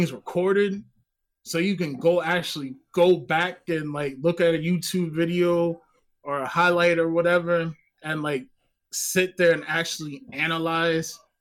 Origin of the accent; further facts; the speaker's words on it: New Jersey, United States; also born or lived in Baltimore, Maryland; I'm originally from North Jersey